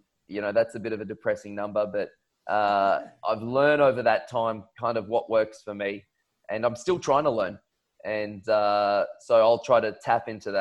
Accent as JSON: {"language": "English", "region": "Queensland", "country": "Australia", "tie": "born or raised there", "said": "growing up, being a Queenslander"}